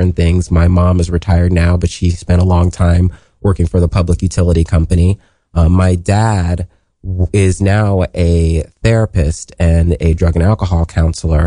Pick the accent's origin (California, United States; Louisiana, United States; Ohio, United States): Ohio, United States; Columbus; moved away as an adult; now in New York City, United States; I was born in Columbus, Ohio. I'm a Buckeye, and I was born in a neighborhood called Linden